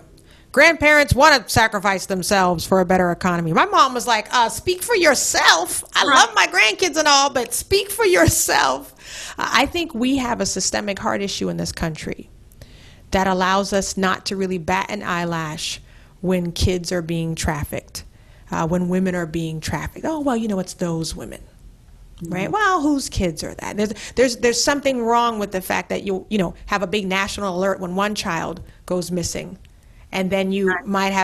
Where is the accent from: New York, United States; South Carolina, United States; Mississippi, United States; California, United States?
South Carolina, United States; Charleston; my hometown of Charleston